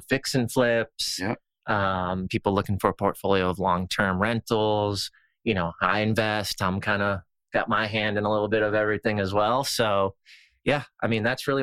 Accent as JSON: {"language": "English", "town": "Boston", "region": "Massachusetts", "country": "United States", "tie": "born or raised there", "also_born_or_lived": "the South", "moved": "yes", "said": "Growing up in Boston and being so rough and aggressive"}